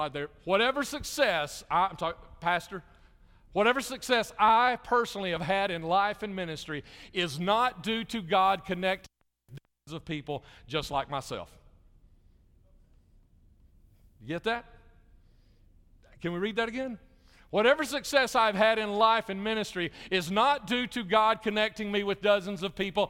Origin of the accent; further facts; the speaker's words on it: Jefferson County, Alabama, United States; moved away as an adult; also born or lived in Chicago / Little Rock / Dallas-Fort Worth; I grew up in Jefferson County, Alabama